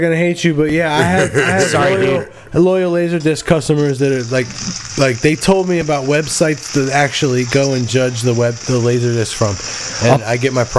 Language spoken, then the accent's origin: English; Fairfax, Virginia, United States; also born or lived in Warrenton, Virginia; I grew up in Fairfax. Like, I would have went to Falls Church High School.